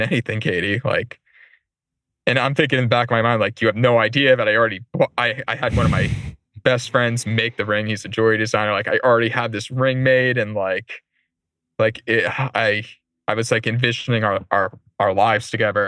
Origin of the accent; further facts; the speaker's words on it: Warwick, Rhode Island, United States; I grew up in Warwick neck near Rocky Point